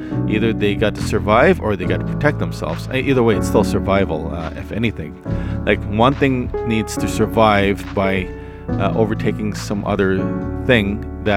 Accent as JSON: {"language": "English", "country": "Canada", "tie": "born or raised there", "said": "I was born in Canada, so I I don't understand Tagalog that much"}